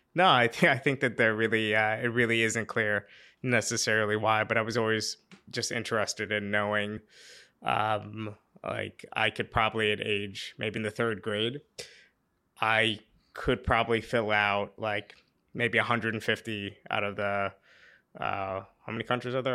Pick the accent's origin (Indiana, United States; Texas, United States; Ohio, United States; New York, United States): New York, United States; Pleasantville; Pleasantville, New York